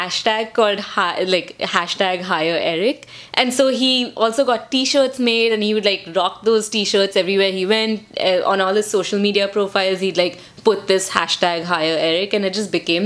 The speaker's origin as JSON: {"language": "English", "country": "India", "moved": "yes", "lives_now": "United States", "said": "for us being Indian, we were never taught to make eye contact"}